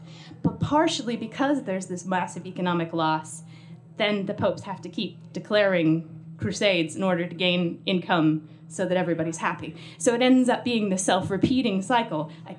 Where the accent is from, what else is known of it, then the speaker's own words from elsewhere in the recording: United States; accent: American; because I don't know if you noticed from my accent, I am American